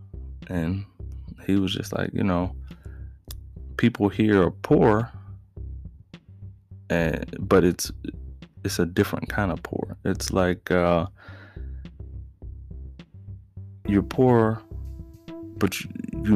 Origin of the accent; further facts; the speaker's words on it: United States; growing up here as a black man in America, that I was really an American until I left America and then realized, oh, I'm an American